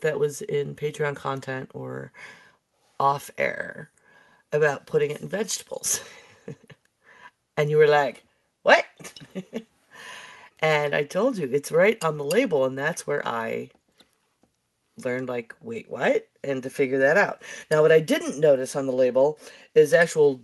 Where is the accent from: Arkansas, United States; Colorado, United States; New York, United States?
New York, United States; Buffalo; I'm from Buffalo.